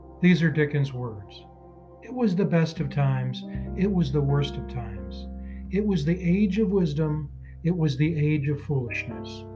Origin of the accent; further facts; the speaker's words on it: Michigan, United States; my home state of Michigan